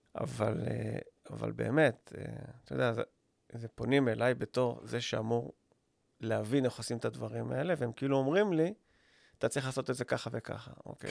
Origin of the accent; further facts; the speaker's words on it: Israel; אני ישראלי